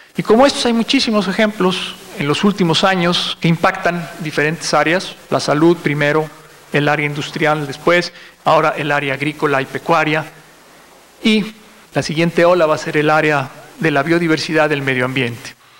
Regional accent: Mexico; como sociedad mexicana

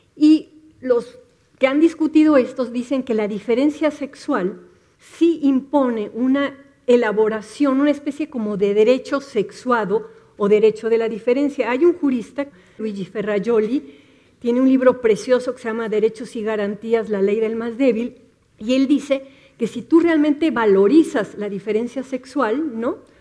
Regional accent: Mexico City, Mexico; las ciudadanas del Distrito Federal

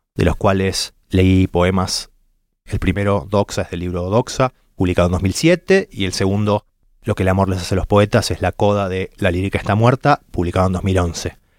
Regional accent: Buenos Aires, Argentina; nací en Buenos Aires en 1981

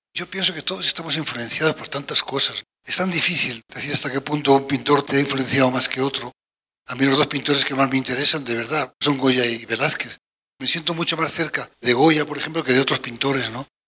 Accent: Aragon, Spain; soy aragonés y un poco bárbaro

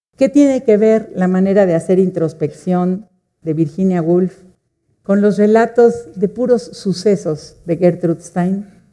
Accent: Mexico; somos mujeres y somos mexicanas

